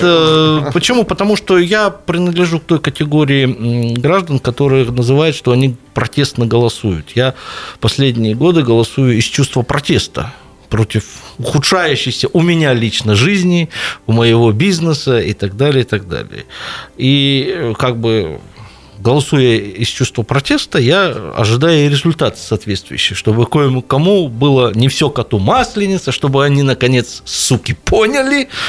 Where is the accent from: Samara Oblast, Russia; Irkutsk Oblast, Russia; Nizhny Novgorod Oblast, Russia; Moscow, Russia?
Irkutsk Oblast, Russia; Angarsk; в детстве, когда вот в Ангарске я жил, первый, второй класс